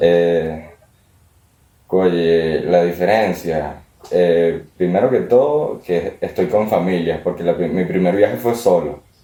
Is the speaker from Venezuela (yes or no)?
yes; Venezuela; also born or lived in Italy; now in Madrid, Spain; Así que sigo veneco. Siempre voy a ser veneco.